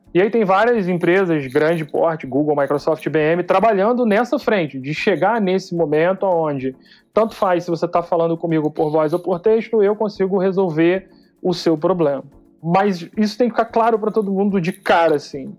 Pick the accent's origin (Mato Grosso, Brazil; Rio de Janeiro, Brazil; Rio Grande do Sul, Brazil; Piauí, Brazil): Rio de Janeiro, Brazil; accent: carioquês; now in São Paulo, Brazil; Eu sou carioca, sou analista de sistemas por formação